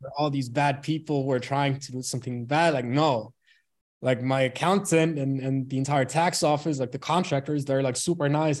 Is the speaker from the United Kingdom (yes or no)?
no; Bremen, Germany; moved away; born and raised in Germany, uh, in a small, not really a small city, but in a city called Bremen.